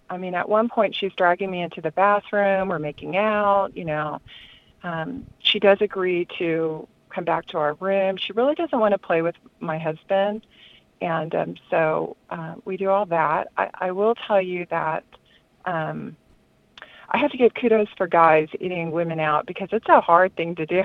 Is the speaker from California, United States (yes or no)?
yes; Southern California, United States; moved away as an adult; I'm from Southern California